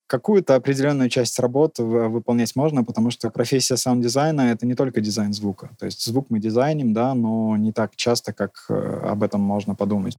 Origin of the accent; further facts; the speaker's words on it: Maladzyechna, Minsk Region, Belarus; Я родился в городе Молодечно, недалеко от Минска